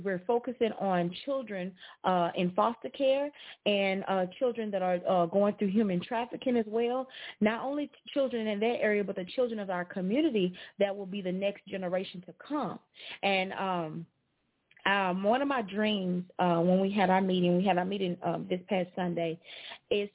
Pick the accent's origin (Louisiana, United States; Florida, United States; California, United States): Louisiana, United States; Alexandria; I'm from Alexandria